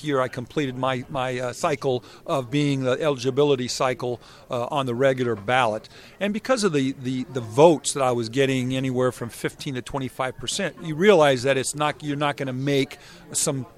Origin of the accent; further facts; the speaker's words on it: San Diego, California, United States; I'm from San Diego